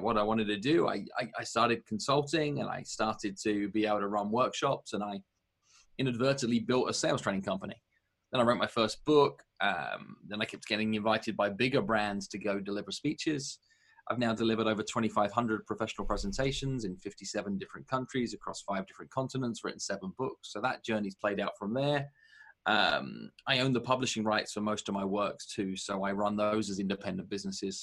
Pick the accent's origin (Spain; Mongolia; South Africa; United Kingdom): United Kingdom; moved away as an adult; also born or lived in New York metro area, United States / Los Angeles, United States; now in United States; I'm British